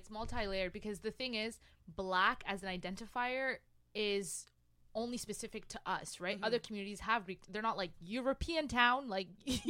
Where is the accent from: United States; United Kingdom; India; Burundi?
Burundi; English is a second language; now in Canada; I'm from Burundi